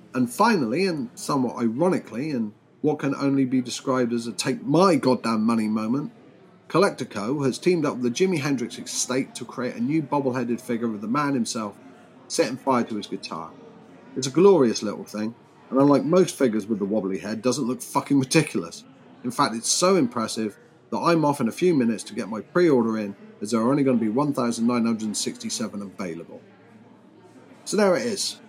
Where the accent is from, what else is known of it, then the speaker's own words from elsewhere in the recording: United Kingdom; I'm British.